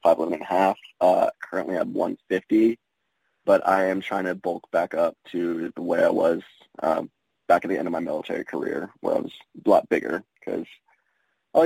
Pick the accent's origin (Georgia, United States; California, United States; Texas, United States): Texas, United States; South; I'm born and raised in Texas, grew up around Hispanics all my life